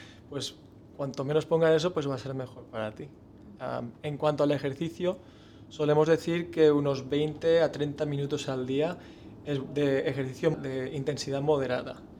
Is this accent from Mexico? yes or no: no; Spain; como español